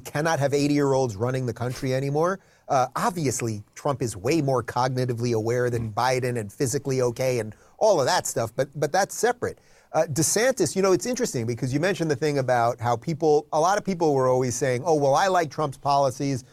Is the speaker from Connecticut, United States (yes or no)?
no; New York City metropolitan area suburbs, United States; moved away as an adult; also born or lived in Manhattan, New York City / Los Angeles, California; now in Miami, United States; I was born in New York, so the only, I've lived in three places in my life. Uh, basically, New York City metropolitan area suburbs, and then about 20 years in New York City itself, Manhattan